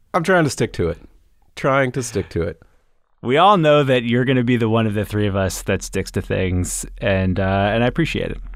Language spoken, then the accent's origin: English; Atlanta, Georgia, United States; I grew up in Atlanta